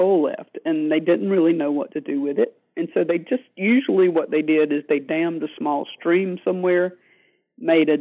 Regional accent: North Carolina, United States; my home state of North Carolina

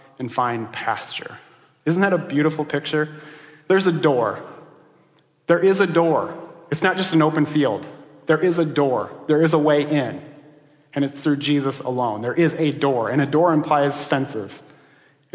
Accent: Iowa, United States; I grew up in Iowa, but I didn't grow up in that part of Iowa.

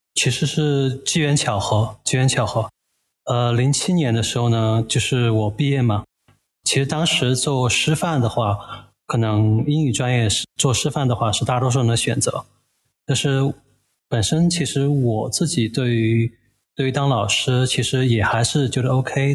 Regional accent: Chengdu, Sichuan, China; also born or lived in Shanghai; now in Chengdu, China; 我本身是成都人

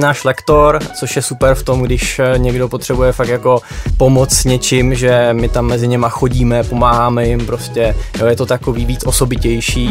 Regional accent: Moravia, near Nové Město na Moravě, Vysočina Region, Czechia; Já se teda konkrétně z Moravy, takže mi říkáme spíš korbica

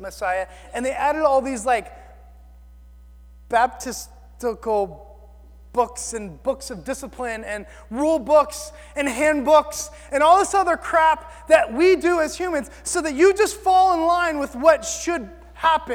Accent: the South, United States; I'm from the South.

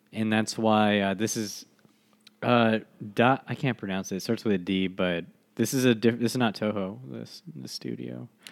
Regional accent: United States; as an American

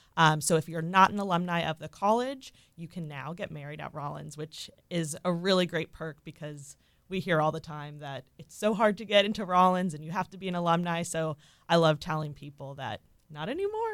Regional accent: Orlando, Florida, United States; also born or lived in Mississippi; I was born and raised here in Orlando

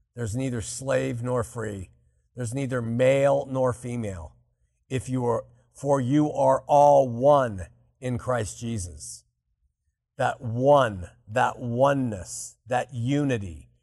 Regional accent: Southern California, United States; growing up in Southern California

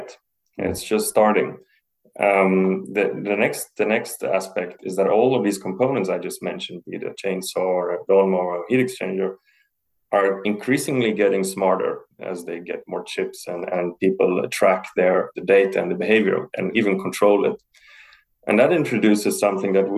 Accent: Heidelberg, Baden-Württemberg, Germany; moved away as an adult; also born or lived in Italy; now in Sweden; I grew up in South Germany, in Heidelberg

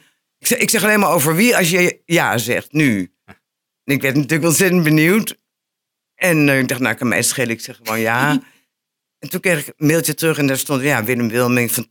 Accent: Enschede, Overijssel, Netherlands; ik ben een geboren Enschedeër.

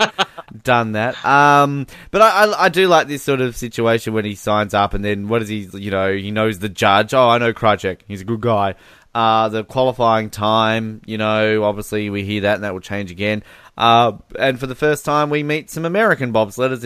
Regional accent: Australia; I'm from Australia

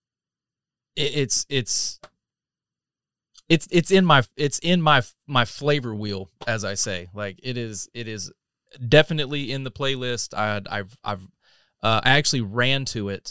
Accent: North Carolina, United States; moved away as an adult; now in Texas, United States; I'm not a native. I've been here for a decade, 11 years. I'm originally from North Carolina, so I'm an East Coast boy

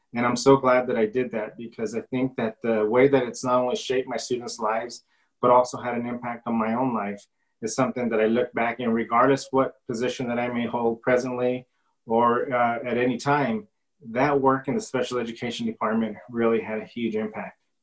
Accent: Silver City, New Mexico, United States; Silver City, being born and raised and educated here in Grant County

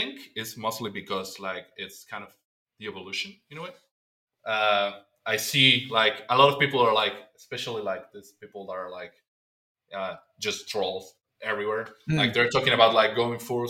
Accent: Argentina; I'm from Argentina

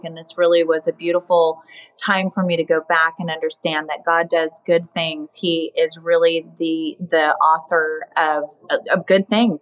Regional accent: Arizona, United States; moved away; I loved going back to my hometown

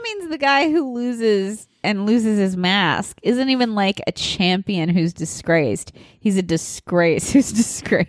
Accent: Nebraska, United States; moved away; I'm from Nebraska

